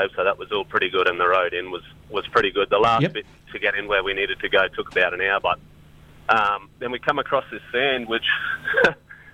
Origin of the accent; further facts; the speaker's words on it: Darwin, Northern Territory, Australia; now in Cairns, Australia; we've always had a bit of a family memory growing up in Darwin